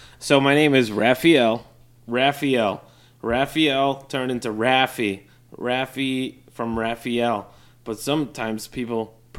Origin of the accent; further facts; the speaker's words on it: Westfield, Massachusetts, United States; also born or lived in Puerto Rico; I was born in Puerto Rico and I came straight to Westfield, Massachusetts.